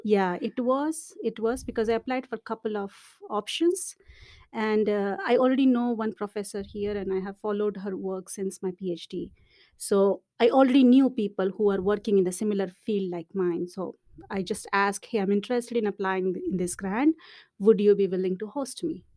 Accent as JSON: {"language": "English", "country": "India", "also_born_or_lived": "Montreal, Canada / Finland", "moved": "as an adult", "lives_now": "Dublin, Ireland", "said": "I'm, I'm from India"}